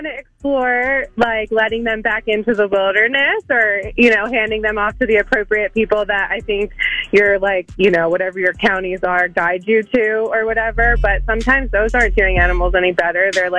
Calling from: Drexel Hill, Pennsylvania, United States; I'm calling from Drexel Hill.

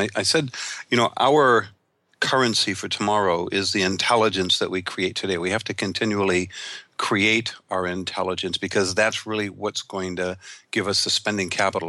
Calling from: Ventura, California, United States; I'm calling from Ventura, California.

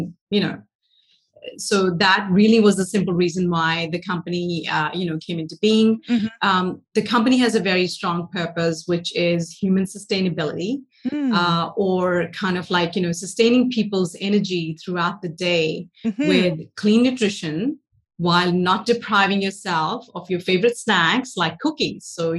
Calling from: Sacramento, California, United States; I'm in the beautiful Northern California. So I'm based in Sacramento

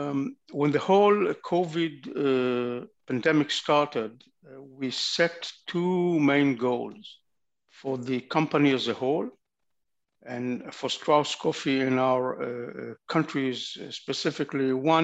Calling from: Tel Aviv, Tel Aviv District, Israel; I'm calling from Tel Aviv.

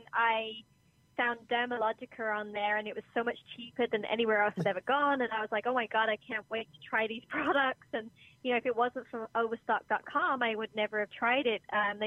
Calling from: New York, United States; Hi, New York.

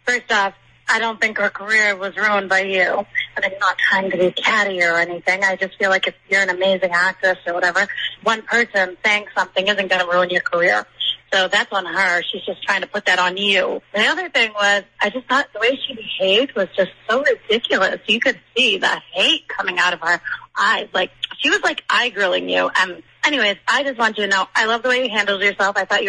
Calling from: New Hampshire, United States; I'm calling from New Hampshire.

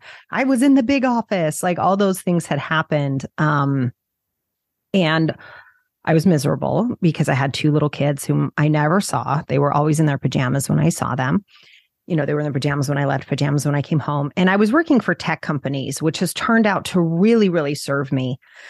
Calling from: New Jersey, United States; I'm just outside New York City in New Jersey.

